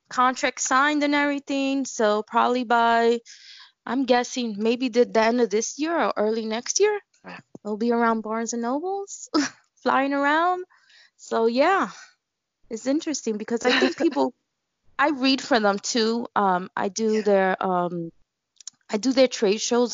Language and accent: English; New York City, New York, United States; I grew up in Bushwick, Brooklyn, and in Bushwick we just incorporate everything